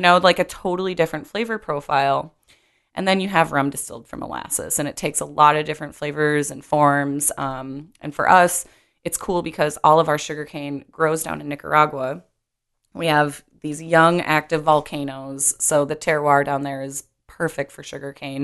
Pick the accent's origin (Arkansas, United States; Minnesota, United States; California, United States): Minnesota, United States; growing up in Minnesota